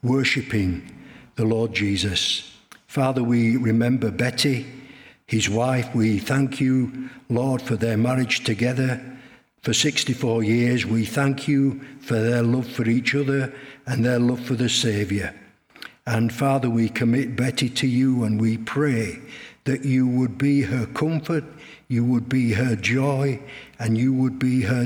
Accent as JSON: {"language": "English", "town": "Leeds", "region": "Yorkshire and the Humber", "country": "United Kingdom", "said": "I came from the Meanwood area"}